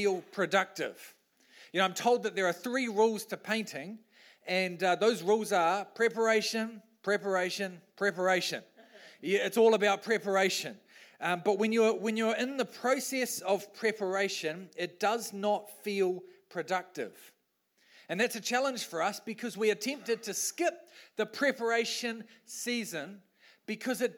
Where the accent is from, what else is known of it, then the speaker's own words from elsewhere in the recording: New Zealand; I'm a Kiwi bloke.